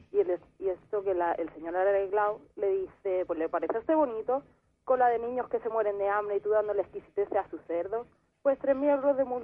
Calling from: Figueres, Catalonia, Spain; Desde la Costa Brava, Figuera, Gerona.

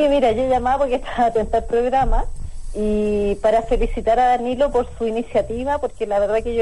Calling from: Santiago, Santiago Metropolitan, Chile; De Santiago.

